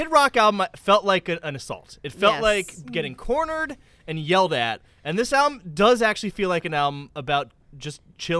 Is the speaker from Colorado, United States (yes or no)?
no; small town in Massachusetts, United States; I am from a small town.